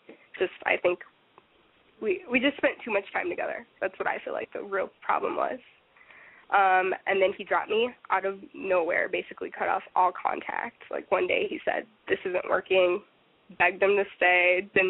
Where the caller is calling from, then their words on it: Minnesota, United States; I'm calling from Minnesota